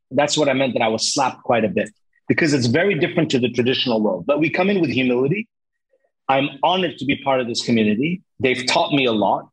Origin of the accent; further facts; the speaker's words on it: Lebanon; now in Cyprus; I come originally from Lebanon